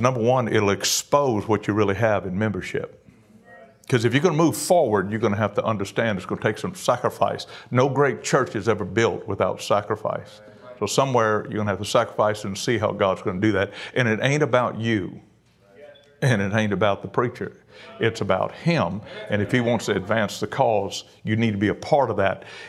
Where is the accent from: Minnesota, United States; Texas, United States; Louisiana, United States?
Louisiana, United States; Cajun; I'm a Cajun